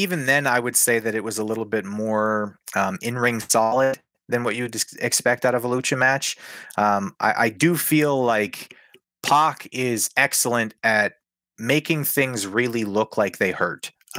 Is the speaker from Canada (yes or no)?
yes; Canada; I'm a Canadian wrestling fan